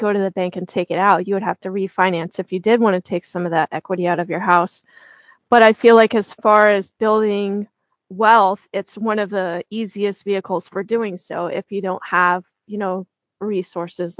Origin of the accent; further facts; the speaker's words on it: the Bible Belt, United States; I grew up in the Bible Belt